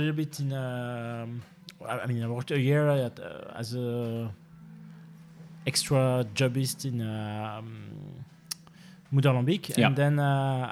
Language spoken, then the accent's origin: English; Stambruges, Wallonia, Belgium; moved away as an adult; now in Brussels, Belgium; originally I'm from Hainaut